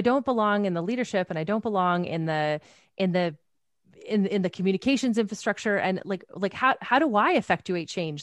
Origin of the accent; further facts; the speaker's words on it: Teepee Creek, Alberta, Canada; I'm a kid from Alberta. I'm from Tepee Creek, Alberta.